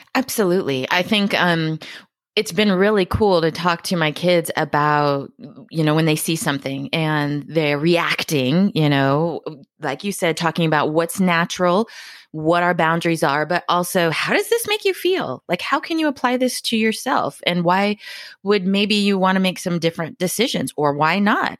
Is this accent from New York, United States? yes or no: no; Hawaii, United States; moved away; I came from Hawaii